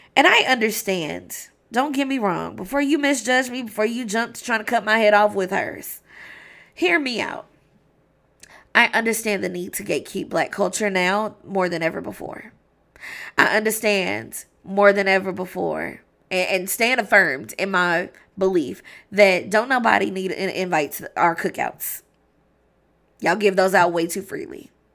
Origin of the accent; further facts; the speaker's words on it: Louisville, Kentucky, United States; as a high school student growing up in Louisville, Kentucky